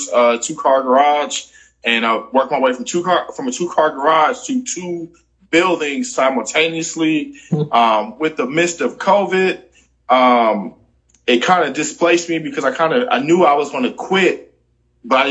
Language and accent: English; Milwaukee, Wisconsin, United States; moved away as an adult; now in Houston, United States; I am originally from Milwaukee, Wisconsin.